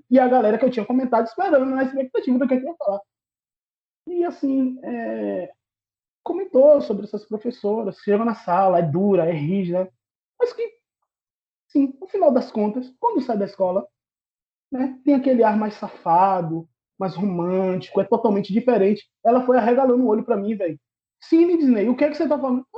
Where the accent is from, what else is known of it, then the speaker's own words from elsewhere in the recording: Northeast Region, Brazil; Eu falava, pai, eu sou nordestino.